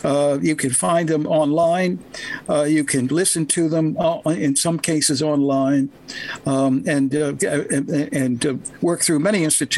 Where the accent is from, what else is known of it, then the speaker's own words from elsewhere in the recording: Baltimore, Maryland, United States; growing up in Baltimore, I knew people who had stories of their own to tell.